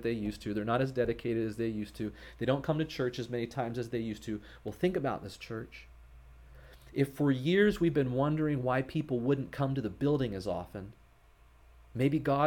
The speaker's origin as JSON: {"language": "English", "country": "United States", "said": "as American Christians"}